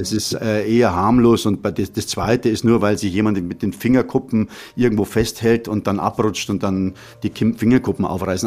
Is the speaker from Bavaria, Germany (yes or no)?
yes; Munich, Bavaria, Germany; Ich bin also äh, am Hasenbergel aufgewachsen in München